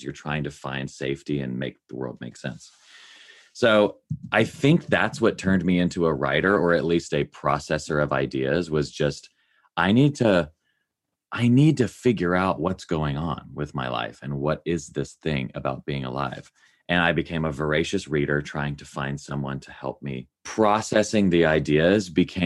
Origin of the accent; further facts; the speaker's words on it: Nashville, Tennessee, United States; I grew up in Nashville, Tennessee